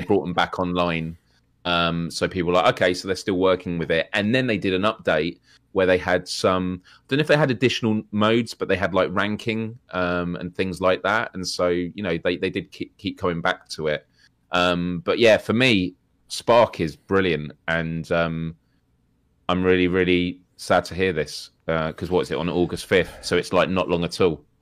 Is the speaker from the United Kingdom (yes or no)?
yes; United Kingdom